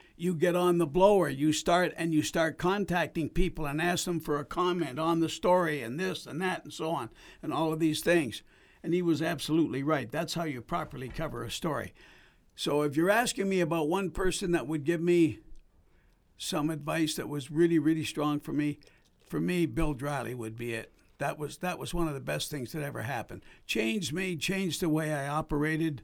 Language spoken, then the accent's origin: English; Edmonton, Alberta, Canada; also born or lived in Toronto; I decided to come back to Edmonton because it was home.